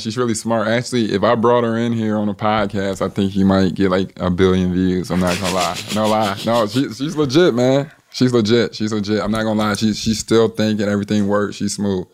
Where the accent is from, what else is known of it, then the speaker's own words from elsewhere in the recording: Chicago, Illinois, United States; I grew up on the West Side of Chicago, Cermak and Pulaski